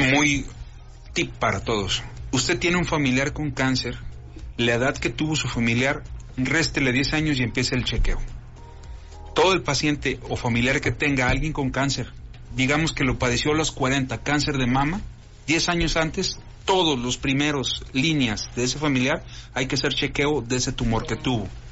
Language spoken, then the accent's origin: Spanish; Comarca Lagunera, Mexico; orgullosamente lagunero